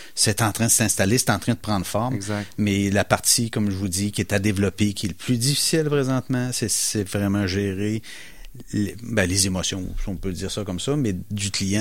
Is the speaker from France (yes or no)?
no; Portneuf region, Quebec, Canada; on vient de la campagne, nous, on vient de la, région de Portneuf